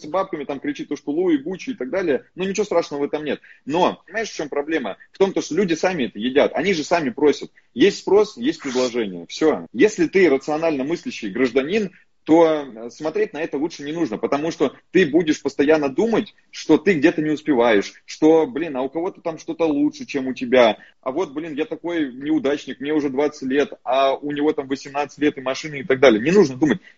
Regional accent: Far East, Russia; born there; потому что я родился на Дальнем Востоке, в селе, Э, вот, в военном городке.

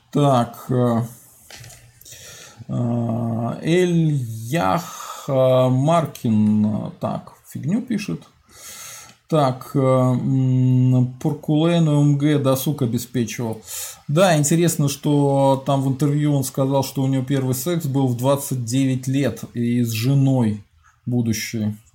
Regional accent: Skopin, Ryazan Oblast, Russia; Я сам родом из Скопина.

